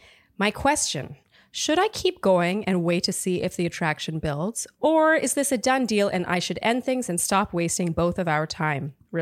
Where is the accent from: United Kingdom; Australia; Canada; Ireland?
Canada; Montreal, Quebec; now in San Francisco, United States; I'm a 31-year-old single female living in San Francisco, but I'm from Montreal. Canada, shout out.